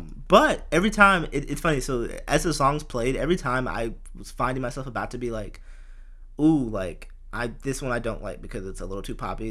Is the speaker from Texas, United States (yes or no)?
yes; Houston, Texas, United States; I'm from Houston too